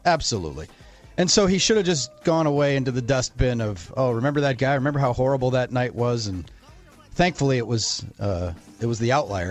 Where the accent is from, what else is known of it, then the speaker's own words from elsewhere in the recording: Menomonee Falls, Wisconsin, United States; I grew up in Menominee Falls